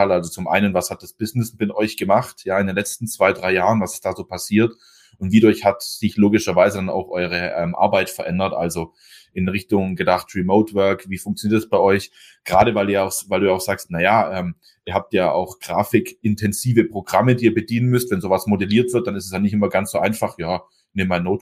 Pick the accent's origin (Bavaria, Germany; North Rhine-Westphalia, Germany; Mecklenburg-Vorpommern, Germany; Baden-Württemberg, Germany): Baden-Württemberg, Germany; Meckenbeuren; ich komme ja aus Meckenbeuren und genau in Meckenbeuren ist quasi der Hauptstandort von Winterhalter